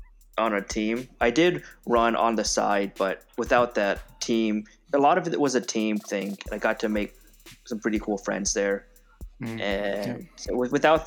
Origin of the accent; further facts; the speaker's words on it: North Carolina, United States; also born or lived in Maryland / Tyler, Texas; now in Houston, United States; I'm from North Carolina